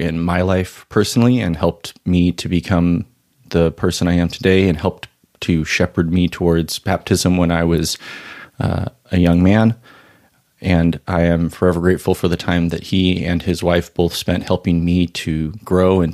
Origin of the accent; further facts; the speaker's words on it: Orange County, California, United States; I was growing up in Orange County